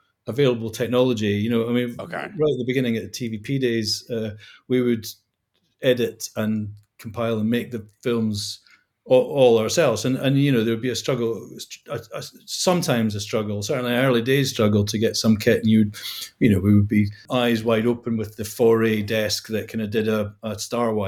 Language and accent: English; Scotland, United Kingdom; moved away; growing up in Scotland